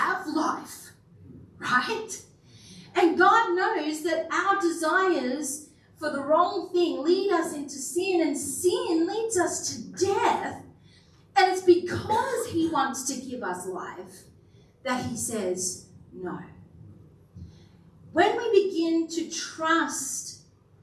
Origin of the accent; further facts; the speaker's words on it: Kingaroy, Queensland, Australia; I grew up in Kingaroy, the peanut country, so quite familiar with peanuts.